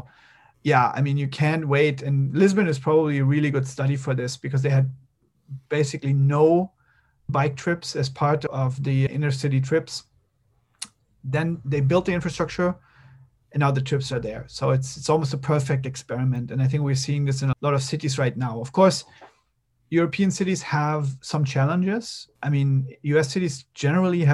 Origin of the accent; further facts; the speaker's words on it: Berlin, Germany; in Berlin, my hometown